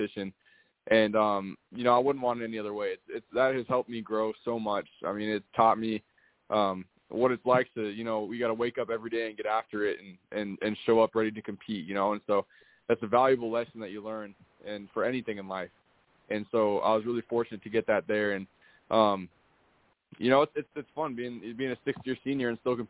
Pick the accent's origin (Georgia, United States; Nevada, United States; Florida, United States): Florida, United States; also born or lived in Idaho; now in New Jersey, United States; I'm from Florida.